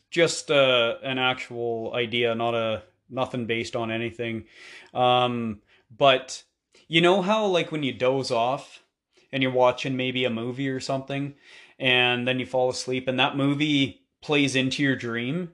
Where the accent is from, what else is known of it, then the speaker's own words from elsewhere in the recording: Canada; being Canadian